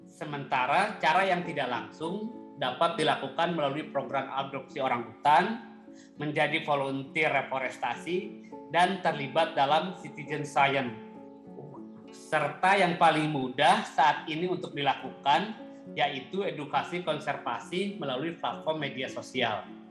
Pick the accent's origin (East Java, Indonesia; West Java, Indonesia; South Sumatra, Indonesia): West Java, Indonesia; Cianjur; moved away as an adult; also born or lived in West Kalimantan; now in Pangkalan Bun, Indonesia; Saya lahir di Cianjur, Jawa Barat